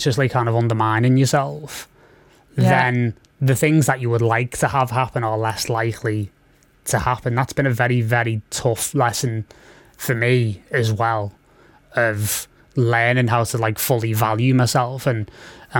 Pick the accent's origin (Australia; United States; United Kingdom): United Kingdom; Liverpool, North West England; I'm from Liverpool